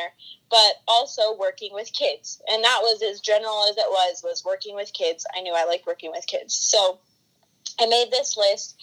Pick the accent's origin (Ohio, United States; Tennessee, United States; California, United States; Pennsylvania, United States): California, United States; I'm from California, born and raised here